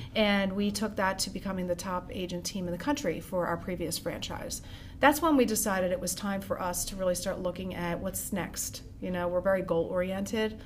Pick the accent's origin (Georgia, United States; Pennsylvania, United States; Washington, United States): Pennsylvania, United States; Norristown; also born or lived in Hawaii / Conshohocken; I originally am from the Norristown area. I was born in Hawaii, my parents moved to back here to Conshohocken and then Norristown